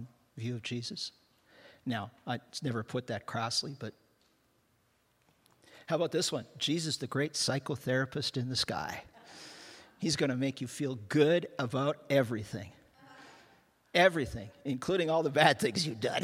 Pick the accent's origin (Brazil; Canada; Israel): Canada; I'm a Canadian